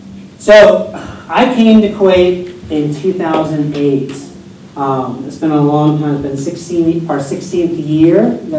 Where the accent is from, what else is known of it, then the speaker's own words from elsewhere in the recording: United States; Yes, I'm from the United States, and I love the summer in the U.S., but I've lived here longer than anywhere I've ever lived in my whole life. Even as a kid, I moved around a lot